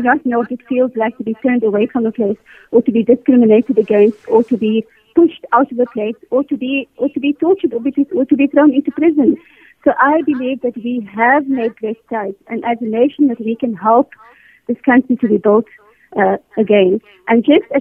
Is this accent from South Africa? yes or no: yes; South Africa; I am proud South African